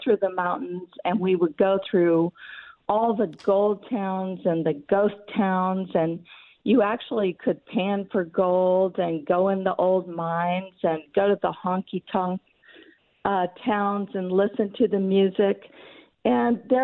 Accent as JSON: {"language": "English", "region": "Colorado", "country": "United States", "tie": "born or raised there", "said": "I grew up in Colorado"}